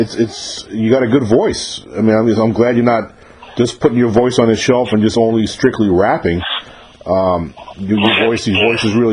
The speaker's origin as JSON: {"language": "English", "region": "New York area", "country": "United States", "tie": "born or raised there", "moved": "yes", "said": "I'm from New York originally, so when I was a kid growing up in the New York area"}